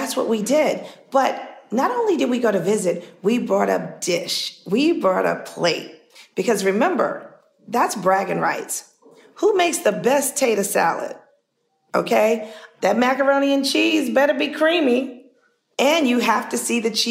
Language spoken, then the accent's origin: English; New York City, New York, United States; growing up in Harlem